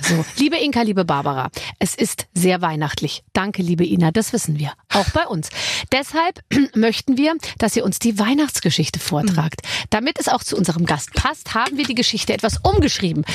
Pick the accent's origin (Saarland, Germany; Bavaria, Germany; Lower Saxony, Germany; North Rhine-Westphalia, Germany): Bavaria, Germany; ich bin aus Bayern